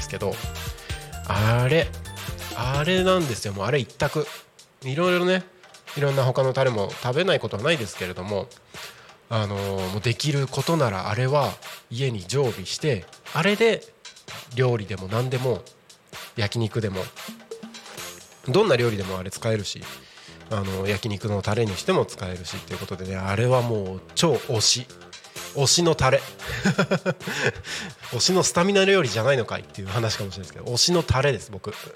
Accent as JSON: {"language": "Japanese", "town": "Takko", "region": "Aomori", "country": "Japan", "tie": "born or raised there", "moved": "yes", "said": "僕はですね地元が青森県の田子町"}